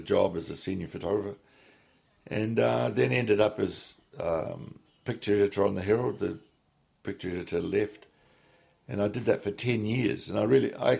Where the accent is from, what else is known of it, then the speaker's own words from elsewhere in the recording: New Plymouth, Taranaki, New Zealand; moved away as an adult; I was away from New Plymouth 32 years, and I came back to New Plymouth